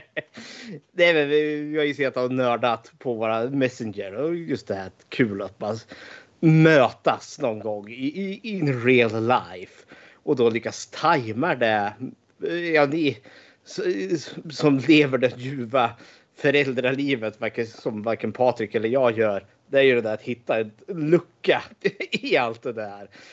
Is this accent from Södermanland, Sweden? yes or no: yes; Eskilstuna, Södermanland, Sweden; född och uppvuxen i Eskilstuna